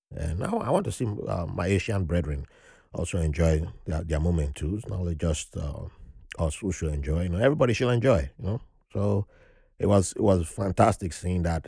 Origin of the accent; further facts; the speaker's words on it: Nigeria; now in New York, United States; how privileged I was growing up in Nigeria